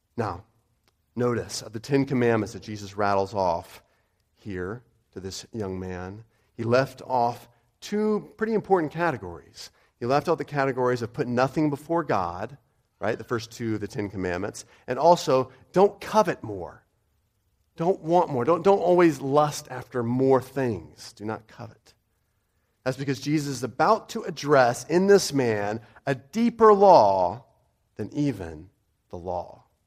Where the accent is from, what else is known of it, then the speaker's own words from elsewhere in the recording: United States; I'm American